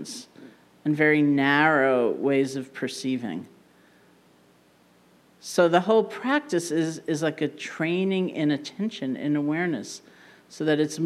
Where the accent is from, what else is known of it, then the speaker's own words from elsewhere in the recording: New York, United States; being a New Yorker